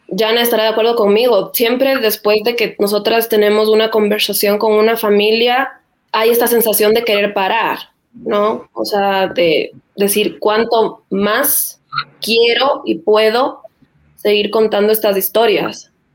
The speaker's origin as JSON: {"language": "Spanish", "country": "Ecuador", "said": "como ecuatorianos"}